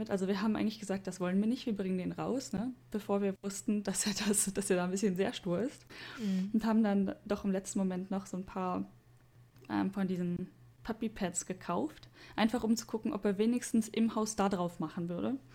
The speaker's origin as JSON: {"language": "German", "country": "Germany", "moved": "yes", "lives_now": "Japan", "said": "sowas gibt es bei uns in Deutschland"}